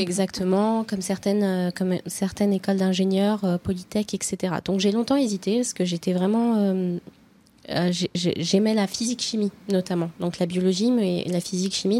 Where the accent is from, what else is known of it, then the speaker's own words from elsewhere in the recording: Oyonnax, Auvergne-Rhône-Alpes, France; moved away as an adult; also born or lived in Nantua; now in Lyon, France; Je suis lyonnaise depuis le début de mes études, euh, mais je suis originaire de d'Oyonnax